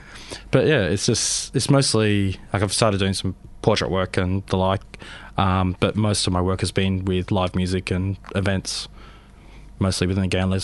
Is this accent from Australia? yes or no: yes; Sydney, New South Wales, Australia; born there; also born or lived in Adelaide / Canberra; now in Melbourne, Australia; I was born in Sydney.